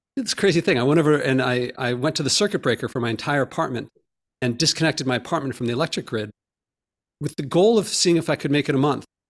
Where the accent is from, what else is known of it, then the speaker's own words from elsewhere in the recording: Philadelphia, Pennsylvania, United States; also born or lived in Ahmedabad, India; I grew up in Philadelphia, but then I spent a formative year in, in India as a child